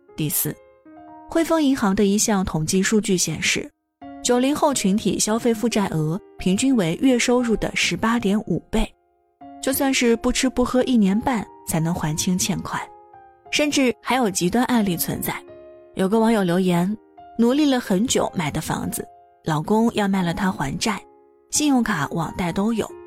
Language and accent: Chinese; a small town in Shandong, China; now in Beijing, China; 像我这样一个来自山东小城普通家庭的孩子